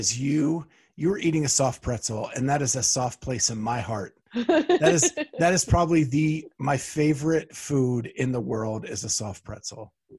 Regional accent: Pennsylvania, United States; now in Columbus, United States; I grew up in Pennsylvania.

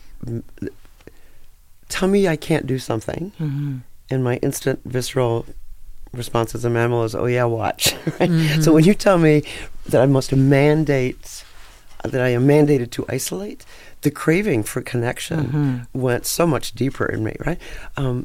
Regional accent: Vancouver, British Columbia, Canada; moved away as an adult; also born or lived in India; now in Las Vegas, United States; I grew up in Canada, where I wasn't exposed to black history

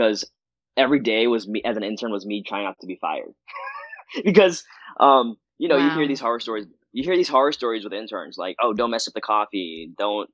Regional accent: Virginia Beach, Virginia, United States; I was born and raised in Virginia Beach, Virginia

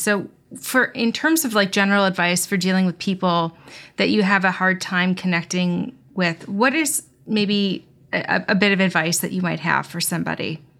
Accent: United States; me being an American

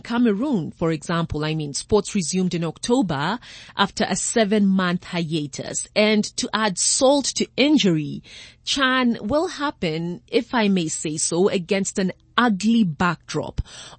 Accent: Kenya; as a Kenyan

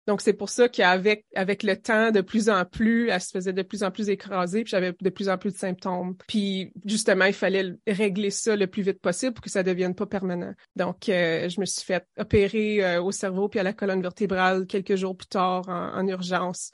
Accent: Timmins, Ontario, Canada; moved away; je suis originaire de Témine en Ontario du Nord

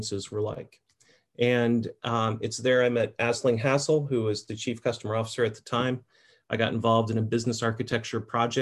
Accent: Merritt Island, Florida, United States; I grew up in Merritt Island, Florida, on the east coast of Florida near Cocoa Beach

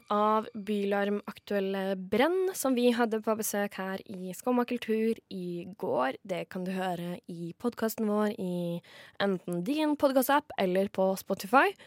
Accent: Kragerø, Vestfold og Telemark, Norway; Kommer fra Kragerø, og bussen går

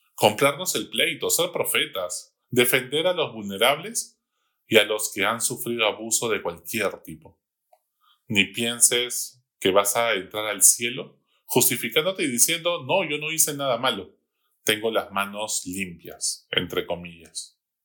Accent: Peru; Todos somos peruanos

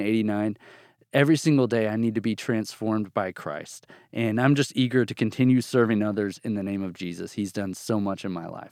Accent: Bartlesville, Oklahoma, United States; moved away as an adult; also born or lived in Amarillo, Texas; now in Texas, United States; I grew up almost all my life till I went to college in a town called Bartlesville, Oklahoma, in northeastern Oklahoma

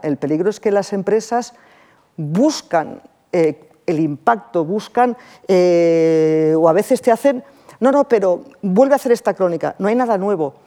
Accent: Barcelona, Catalonia, Spain; moved away; also born or lived in Russia; yo que soy de Barcelona, soy del Mediterráneo, soy muy mediterránea

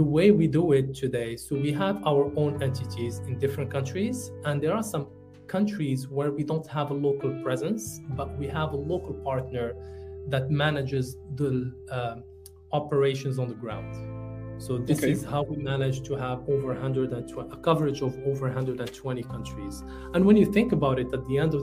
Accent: Morocco; moved away as an adult; also born or lived in France; now in United Arab Emirates; I'm originally from Morocco. And when I moved to the UAE

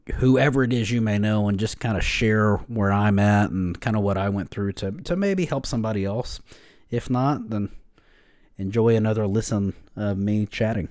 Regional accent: Lubbock, Texas, United States; I grew up here in West Texas, um, right here in Lubbock.

